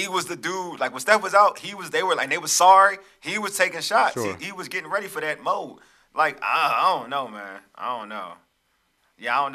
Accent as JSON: {"language": "English", "area": "Fairfax County", "region": "Virginia", "country": "United States", "said": "I'm from Fairfax County."}